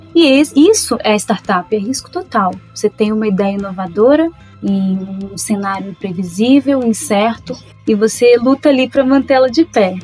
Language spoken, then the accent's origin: Portuguese; Minas Gerais, Brazil; nasci e cresci em Minas Gerais